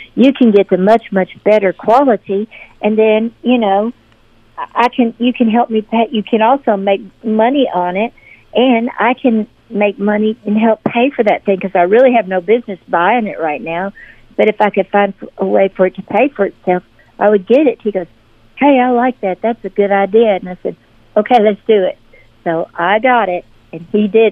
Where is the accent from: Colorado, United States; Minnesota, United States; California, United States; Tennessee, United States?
Tennessee, United States; Memphis; moved away as an adult; now in Nashville, United States; I was born and raised in Memphis